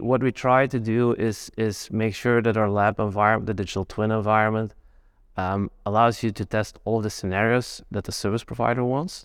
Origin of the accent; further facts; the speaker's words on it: Belgium; I'm from Belgium